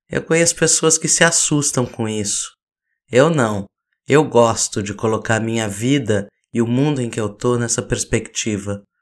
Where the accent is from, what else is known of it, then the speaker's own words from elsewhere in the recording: Laranjal Paulista, São Paulo, Brazil; born there; Eu nasci às sete da manhã na Santa Casa de Laranjal Paulista.